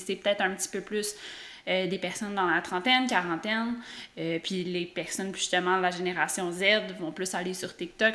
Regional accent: Quebec, Canada; en tant que Québécois

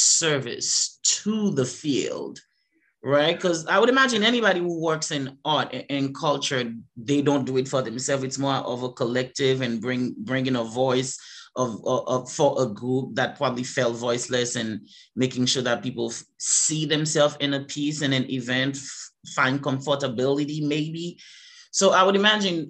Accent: Haiti; now in Boston, United States; I'm an immigrant, I'm from Haiti

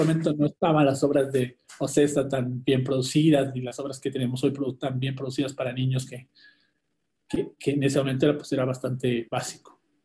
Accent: Mexico; also born or lived in Argentina / Dominican Republic / Bogotá, Colombia / New Jersey, United States; en realidad nací en Argentina y me vine muy chiquito a México, después empecé a viajar por todo el mundo y ahora llevo de regreso en México ya algunos años. Así que me considero mexicano

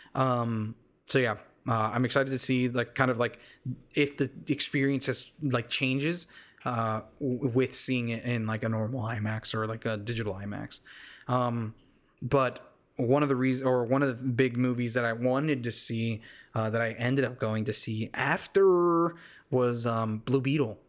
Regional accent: United States; I literally am full-blood Mexican, but I was raised here in the States

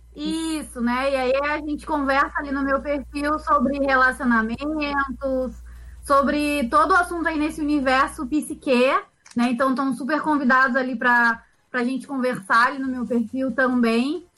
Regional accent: Rio de Janeiro, Brazil; moved away as an adult; also born or lived in São Paulo; now in Rio Grande do Sul, Brazil; eu nasci em São Paulo, e fui criada no Rio de Janeiro e tô no Sul há 10 anos.

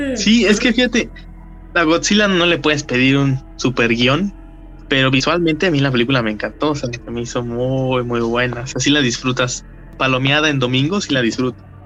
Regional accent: Mexico; nos identifica como mexicanos

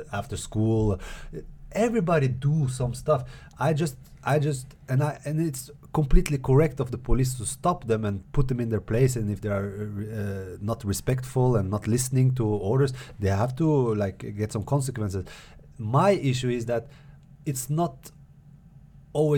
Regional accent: Norway; that's my experience growing up in Norway

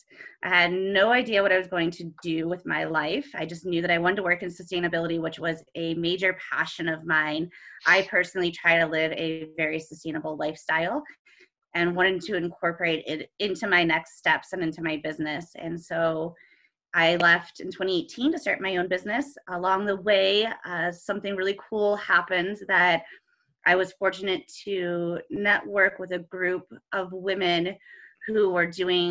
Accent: Ohio, United States; moved away as an adult; now in Colorado, United States; I am originally from Ohio

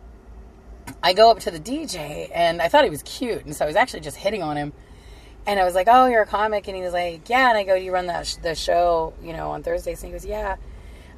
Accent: Kingman, Arizona, United States; I was living in my hometown of Kingman

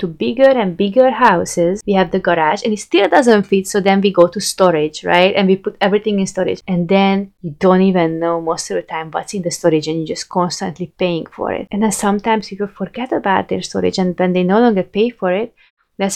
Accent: Hungary; moved away as an adult; I moved from Hungary

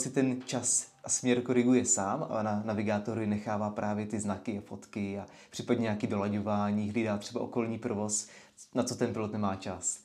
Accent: Letovice, South Moravian Region, Czechia; also born or lived in London, United Kingdom; jsem strávil dětství na letišti v Letovicích, tady nedaleko

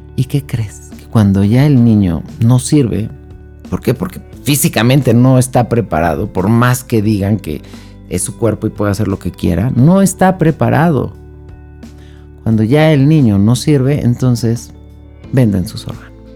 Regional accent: Mexico; mi país, en México

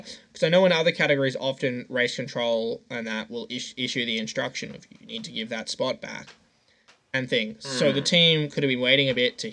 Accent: Australia; as an Aussie

